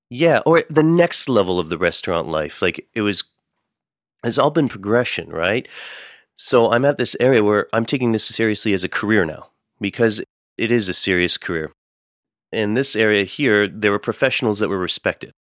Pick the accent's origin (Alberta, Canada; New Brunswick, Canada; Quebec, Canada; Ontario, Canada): Ontario, Canada; Windsor; also born or lived in Calgary; now in Toronto, Canada; I grew up just in Windsor, Ontario, which is on the other side of Detroit.